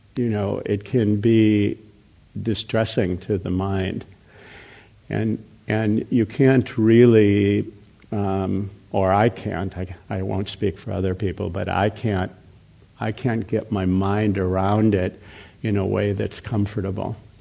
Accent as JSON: {"language": "English", "country": "United States", "tie": "born or raised there", "also_born_or_lived": "Burma", "said": "I grew up here in America, obviously, in, in the West"}